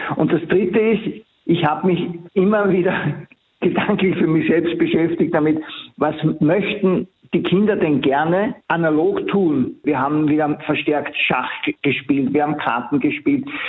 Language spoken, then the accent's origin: German; Austria; bei uns in Österreich